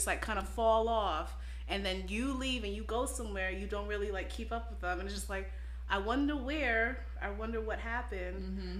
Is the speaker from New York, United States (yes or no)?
yes; Brooklyn, New York, United States; Especially growing up in Brooklyn.